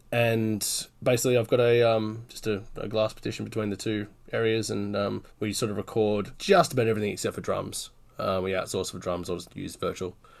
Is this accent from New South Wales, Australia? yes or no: yes; Newcastle, New South Wales, Australia; I'm from Newcastle, Australia, which is on the East Coast